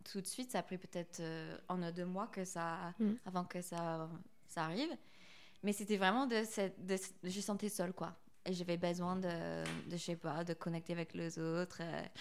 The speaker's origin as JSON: {"language": "French", "country": "United States", "second_language": "French", "lives_now": "France", "said": "surtout en tant qu'américaine en France, dans cette école d'art français"}